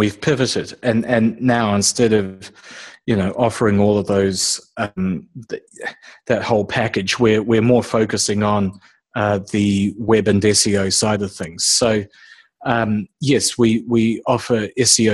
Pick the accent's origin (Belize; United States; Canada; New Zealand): New Zealand; moved away as an adult; now in Australia; originally I'm from New Zealand, so I'm what's referred to as a Kiwi over here. And I've been living now in Australia for 4 years